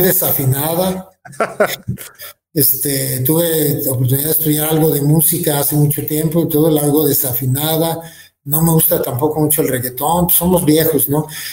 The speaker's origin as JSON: {"language": "Spanish", "town": "Guadalajara", "region": "Jalisco", "country": "Mexico", "moved": "as an adult", "lives_now": "Querétaro, Mexico", "said": "Soy jalisciense, a mucha honra, no niego la cruz de mi parroquia"}